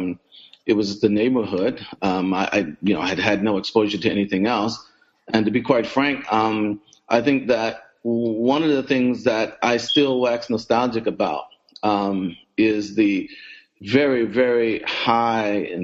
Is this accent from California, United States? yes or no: no; Philadelphia, Pennsylvania, United States; I was born in Philadelphia, grew up in Philadelphia, sort of came of age